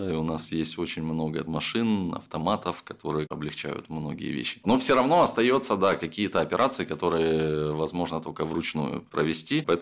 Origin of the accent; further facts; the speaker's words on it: Crimea, Ukraine; Я говорю, я из Крыма. Говорит, здорово, у вас там институт Магарач есть. Я говорю, конечно, есть, у меня там еще дедушка работает.